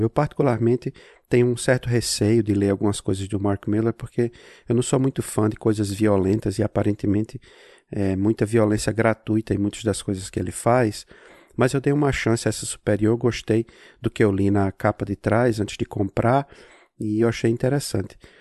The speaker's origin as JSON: {"language": "Portuguese", "town": "Natal", "region": "Rio Grande do Norte", "country": "Brazil", "also_born_or_lived": "Salem, Massachusetts, United States", "moved": "yes", "lives_now": "Massachusetts, United States", "said": "Eu sou de Natal, mas eu moro aqui em Massachusetts, nos Estados Unidos"}